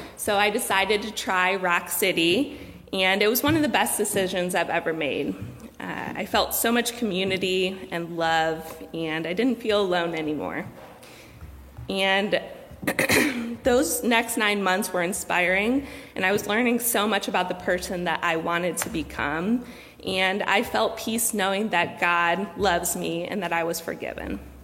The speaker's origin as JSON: {"language": "English", "town": "Cleveland", "region": "Ohio", "country": "United States", "tie": "born or raised there", "said": "I grew up in Cleveland"}